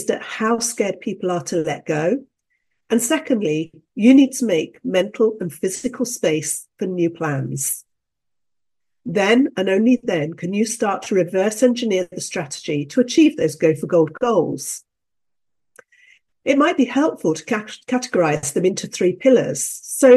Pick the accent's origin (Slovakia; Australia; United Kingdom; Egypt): United Kingdom; I'm a Brit